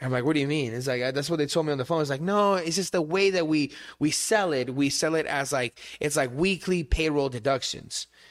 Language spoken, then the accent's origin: English; Barcelona, Catalonia, Spain; English is a second language; also born or lived in Tempe, United States; now in United States; I grew up in Spain, my mom is Iranian